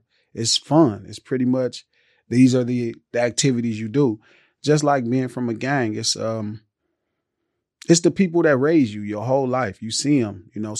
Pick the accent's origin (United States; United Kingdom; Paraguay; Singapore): United States; Los Angeles, California; Like 117th Street. So 117th Street, right across the street from the Imperial Courts. The projects.